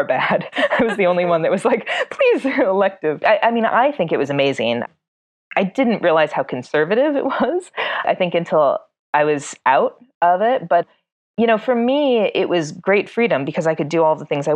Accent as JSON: {"language": "English", "town": "South Bend", "region": "Indiana", "country": "United States", "tie": "born or raised there", "moved": "yes", "lives_now": "Los Angeles, United States", "said": "I grew up actually in South Bend, Indiana. I'm a Midwestern girl"}